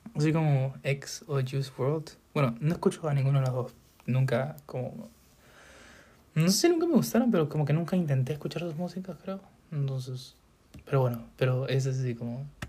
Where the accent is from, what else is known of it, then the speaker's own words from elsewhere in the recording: Peru; yo soy peruano, pues soy, soy salchichero